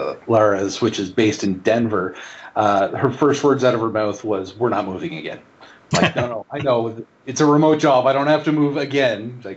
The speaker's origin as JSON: {"language": "English", "country": "Canada", "also_born_or_lived": "Bay Area, California / Bermuda", "moved": "as an adult", "lives_now": "Austin, United States", "said": "I'm originally from Canada, so I've kind of moved all over. I've been in the U.S. for 7 years now, and I've worked in universities. I've worked in a bank in Bermuda, where I actually lived in Bermuda"}